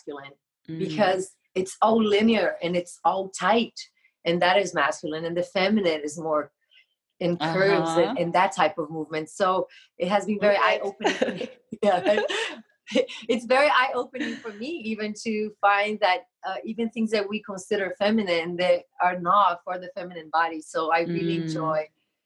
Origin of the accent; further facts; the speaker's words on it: Brazil; moved away as an adult; I'm from Brazil. So I used to have a school in Brazil. And when we met, after a couple of years, I moved here.